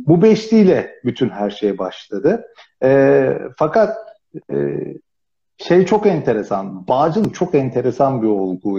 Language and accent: Turkish; Finike, Antalya, Turkey; Yani Antalya'da büyüdüm o anlamda.